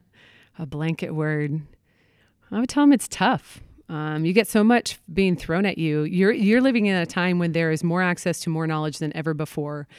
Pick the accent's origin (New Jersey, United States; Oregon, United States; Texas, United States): Oregon, United States; Portland; moved away; I'm from Portland, Oregon